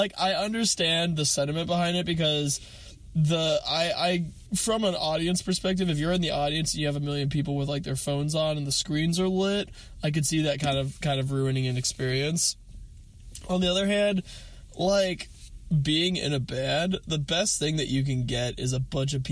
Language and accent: English; Eugene, Oregon, United States; Eugene, where I grew up.